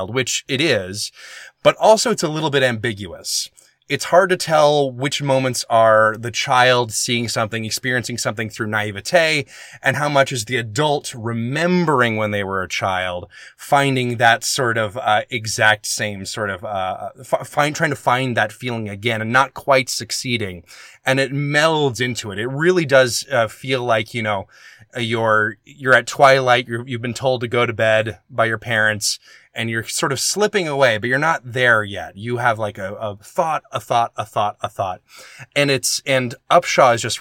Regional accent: the South, United States; moved away; I'm from the South, too

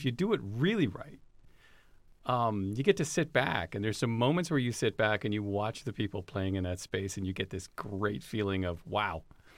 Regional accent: Los Angeles, California, United States; Yeah, so L.A.

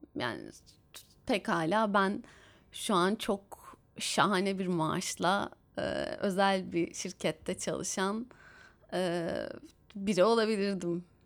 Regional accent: Istanbul, Turkey; benim şehrime İstanbul'a

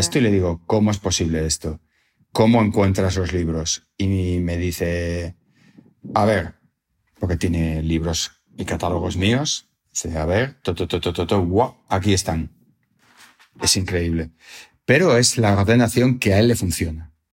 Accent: Salamanca, Castile and León, Spain; haber nacido y haber pasado mi infancia en Salamanca

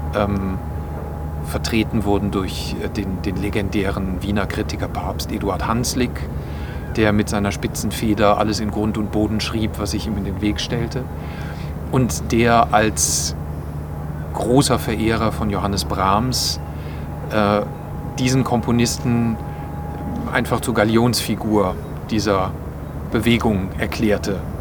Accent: Bonn, North Rhine-Westphalia, Germany; also born or lived in Hamburg; now in Linz, Austria; aus meiner Heimatstadt, nämlich aus Bonn

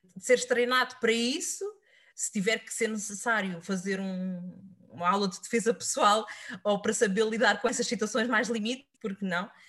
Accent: Setúbal, Portugal; o clube da minha terra, que é o Vitória de Setúbal

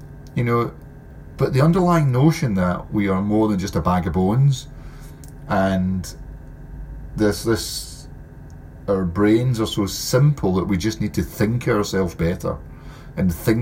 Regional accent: Scotland, United Kingdom; Being Scottish

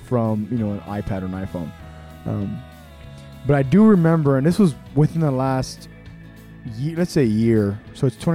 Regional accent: Texas, United States; I'm from Texas

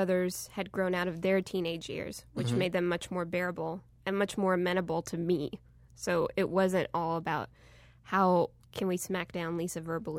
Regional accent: Texas, United States; I'm from Texas.

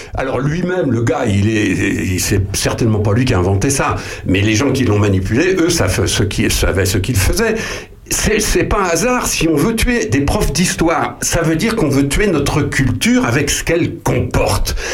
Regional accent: France; nous les Français

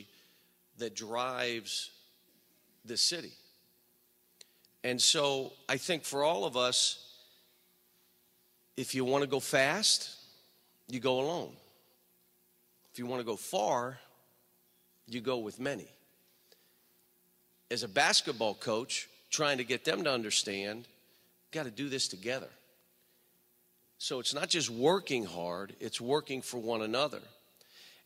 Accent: Western Pennsylvania, United States; now in Kentucky, United States; I grew up in Western PA

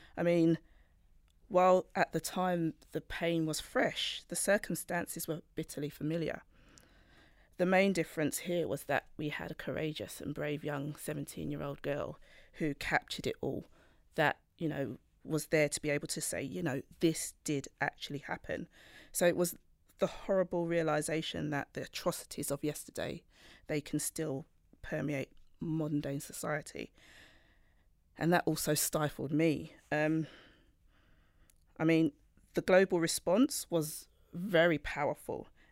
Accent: United Kingdom; I'm Black British, born with Jamaican roots.

